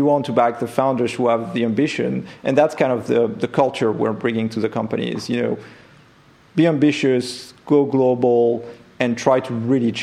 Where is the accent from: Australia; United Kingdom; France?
France; accent: French; English is a second language; moved away as an adult; also born or lived in Silicon Valley; my accent will remain French